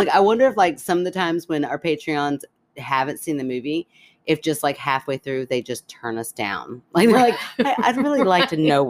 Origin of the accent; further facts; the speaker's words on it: Canada; I'm Canadian. We get through